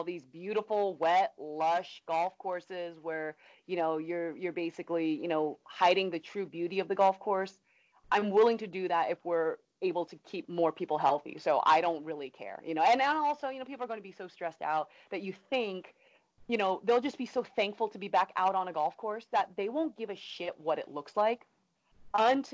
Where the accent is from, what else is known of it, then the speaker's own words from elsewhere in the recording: California, United States; now in Florida, United States; where I grew up in California